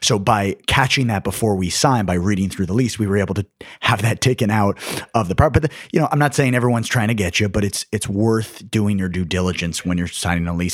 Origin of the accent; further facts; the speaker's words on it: New York City, New York, United States; I was from New York